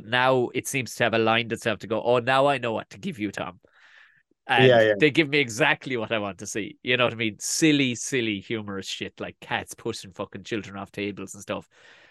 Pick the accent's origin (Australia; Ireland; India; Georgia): Ireland; South Tipperary, Munster; accent: South Tip; also born or lived in South Dublin; now in South Tipperary, Ireland; I have a South Tip accent, so we do pronounce our T's all right